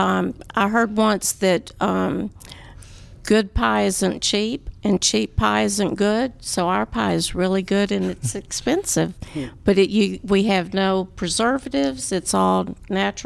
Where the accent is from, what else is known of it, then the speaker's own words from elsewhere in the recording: Waco, Texas, United States; I'm from Waco, Texas.